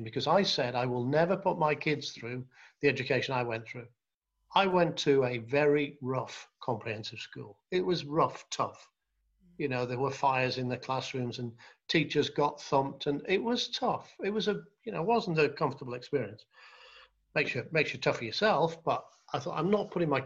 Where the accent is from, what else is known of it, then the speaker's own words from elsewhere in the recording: North Wales, United Kingdom; I grew up in North Wales